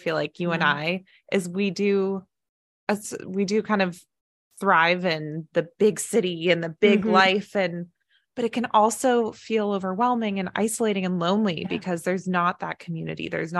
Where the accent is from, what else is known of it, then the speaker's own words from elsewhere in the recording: Dallas, Texas, United States; born there; but I was born in Dallas, Texas, and I lived there twice. And Texas football is such a big thing.